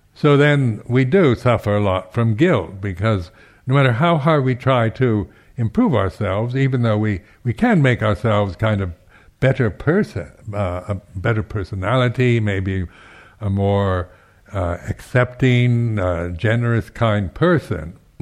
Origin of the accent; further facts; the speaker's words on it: Seattle, Washington, United States; now in United Kingdom; I was from the West Coast, the United States, from Seattle